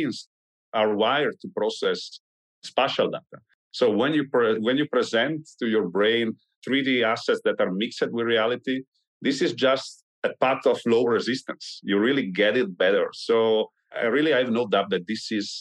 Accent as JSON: {"language": "English", "country": "Italy", "said": "I'm from Italy"}